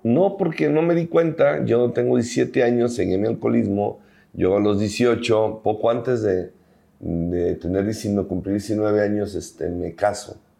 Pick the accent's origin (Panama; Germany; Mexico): Mexico; Guadalajara, Jalisco; soy originario aquí de Guadalajara